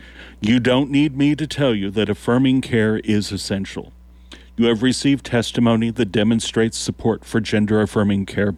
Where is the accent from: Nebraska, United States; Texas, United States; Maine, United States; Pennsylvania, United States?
Nebraska, United States; Lincoln; I am from Lincoln. While I've heard that Nebraska isn't for everyone